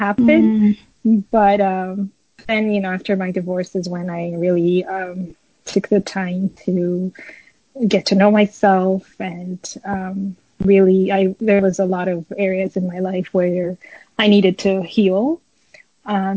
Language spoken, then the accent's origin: English; Addis Ababa, Ethiopia; I was born in Addis in Ethiopia, and I grew up there